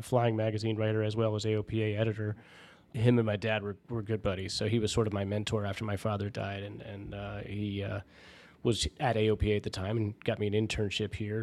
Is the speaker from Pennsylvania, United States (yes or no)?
no; Washington, District of Columbia, United States; there was no base in my hometown and, and I wasn't gonna move the family 'cause I have a lot of ties to the area